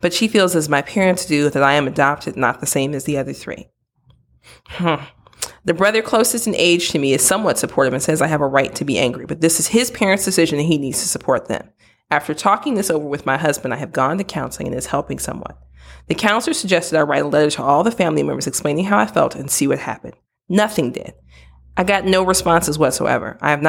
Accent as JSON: {"language": "English", "region": "Midwest", "country": "United States", "said": "I'm from the Midwest. Don't judge me."}